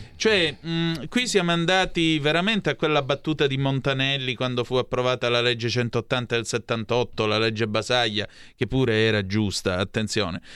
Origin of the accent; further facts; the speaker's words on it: near Vibo Valentia, Calabria, Italy; a Vibo Valencia, vicino a dove sono cresciuto io